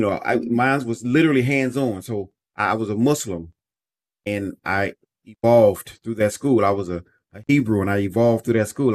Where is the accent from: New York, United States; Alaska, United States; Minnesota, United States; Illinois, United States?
Illinois, United States; Chicago; I was born and raised in Chicago, Illinois